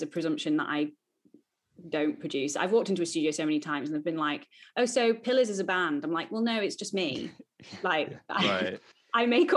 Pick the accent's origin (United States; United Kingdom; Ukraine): United Kingdom; Lancaster, North West England; moved away as an adult; now in London, United Kingdom; I was born and raised in Lancaster in the north of England